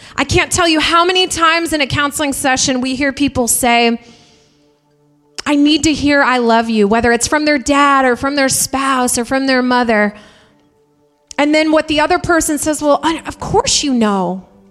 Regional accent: Indiana, United States; We're from Indiana. People chop wood there.

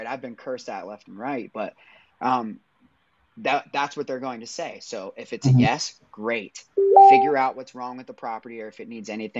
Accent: Pittsburgh, Pennsylvania, United States; now in Nashville, United States; I'm from Pittsburgh, now live in Nashville

